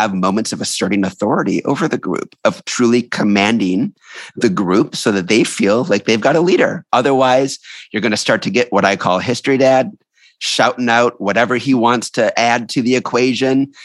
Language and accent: English; New York City, New York, United States; I'm a New Yorker